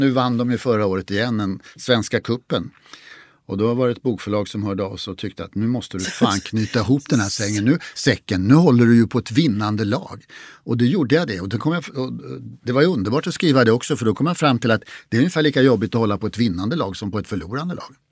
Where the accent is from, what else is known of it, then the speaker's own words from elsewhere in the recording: Stockholm, Stockholm County, Sweden; jag är uppvuxen i Stockholm